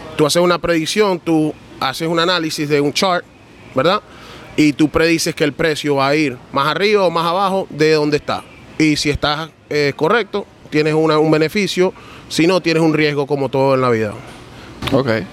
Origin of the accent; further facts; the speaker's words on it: New York, United States; moved away as an adult; also born or lived in Venezuela; now in Miami, United States; Yo nací en Venezuela, mi mamá es colombiana y me crié en Nueva York.